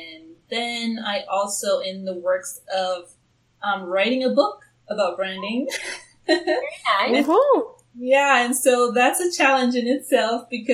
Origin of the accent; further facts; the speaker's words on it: Tanzania; now in Seattle, United States; I'm originally from Tanzania, East Africa, and I do plan on going back home for good by the end of 2018